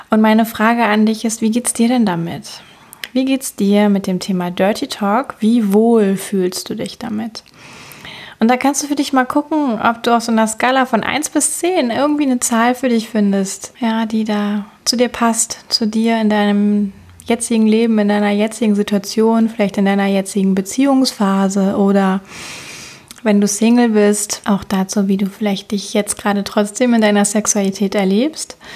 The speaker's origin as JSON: {"language": "German", "town": "Cologne", "region": "North Rhine-Westphalia", "country": "Germany", "said": "Ich komme aus Köln und ich freue mich, dass du von wo auch immer du gerade einschaltest, heute mit dabei bist"}